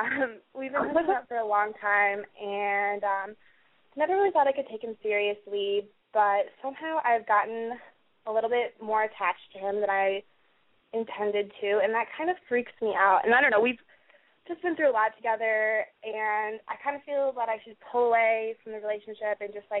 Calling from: Montana, United States; I'm calling from Montana.

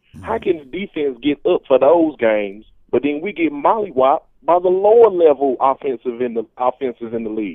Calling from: Mississippi, United States; I'm down here in Hinds County, down here in Mississippi.

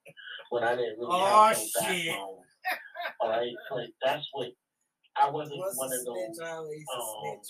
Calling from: New York City, New York, United States; calling out of the Bronx, New York.

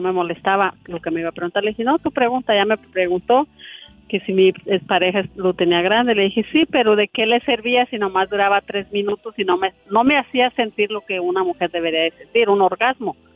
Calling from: Santa Rosa, California, United States; te llamo de Santa Rosa

